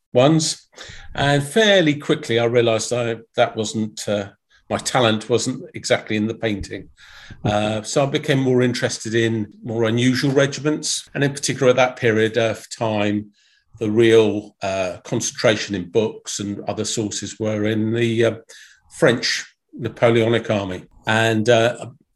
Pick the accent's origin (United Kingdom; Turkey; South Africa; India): United Kingdom; Aldershot, South East England; born from a military background, my father was an officer in the army. So I was born in Aldershot.